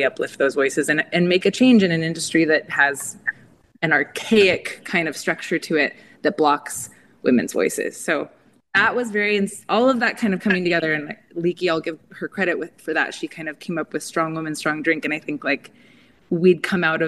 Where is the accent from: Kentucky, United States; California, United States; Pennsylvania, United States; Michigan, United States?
California, United States; Southern; I grew up in Southern California around a lot of like agriculture farming towns.